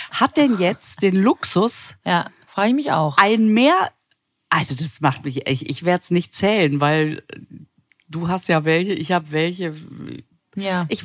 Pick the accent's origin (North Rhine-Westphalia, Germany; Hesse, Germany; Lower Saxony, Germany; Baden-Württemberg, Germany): North Rhine-Westphalia, Germany; Düsseldorf; Ich komme aus Düsseldorf, deswegen passen unsere Verabschiedungen perfekt.